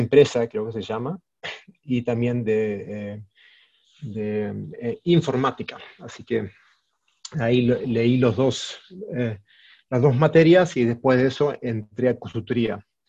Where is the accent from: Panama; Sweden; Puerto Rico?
Sweden; Stockholm, Stockholm County; also born or lived in Mexico; nacido y criado en Suecia, en Estocolmo.